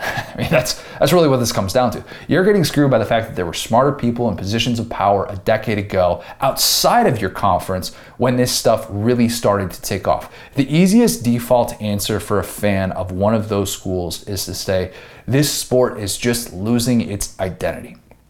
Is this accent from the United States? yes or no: yes; Buffalo Grove, Illinois, United States; also born or lived in Skokie, Illinois; growing up in the Chicago suburbs in the 90s